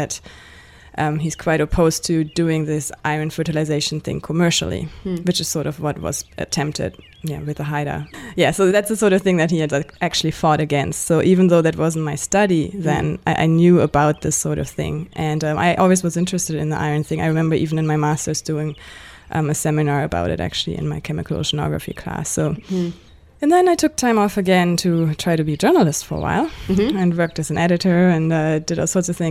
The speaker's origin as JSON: {"language": "English", "country": "Germany", "tie": "born or raised there", "also_born_or_lived": "Victoria, Canada", "moved": "as an adult", "lives_now": "Canada", "said": "I grew up in Germany"}